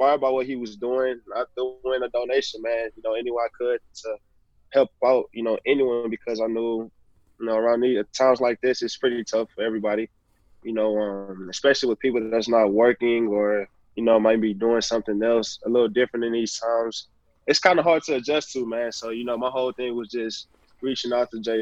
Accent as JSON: {"language": "English", "town": "Houston", "region": "Texas", "country": "United States", "tie": "born or raised there", "moved": "yes", "said": "I was a big T-Mac fan growing up in Houston"}